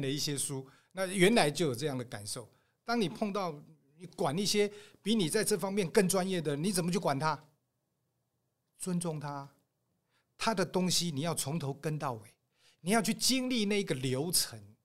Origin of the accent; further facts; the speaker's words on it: Taiwan; 我台湾人啊，嗯。传统的那个类似道，像佛又不像道的那种